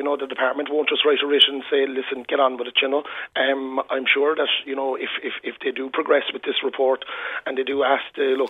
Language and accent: English; Ballincollig, Munster, Ireland; Then I turned on the Christmas lights in Ballincollig in my hometown.